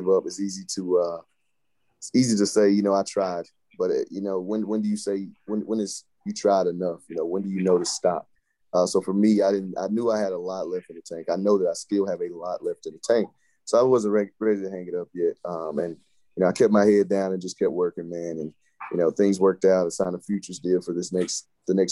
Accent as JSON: {"language": "English", "region": "North Carolina", "country": "United States", "said": "I'm from North Carolina"}